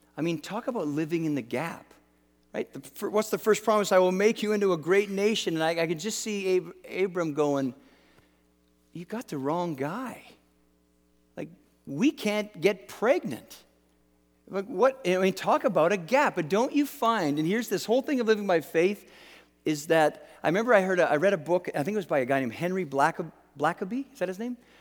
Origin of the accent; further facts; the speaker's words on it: Canada; I'm Canadian